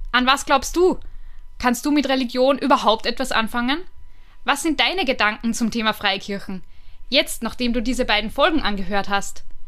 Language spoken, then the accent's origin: German; Vienna, Austria; bei uns in Wien